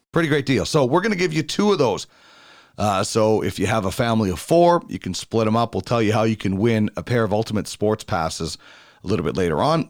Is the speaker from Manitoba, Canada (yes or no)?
yes; Brandon, Manitoba, Canada; now in Edmonton, Canada; I grew up on Rideau Street in Brandon, though, six fourteen Rideau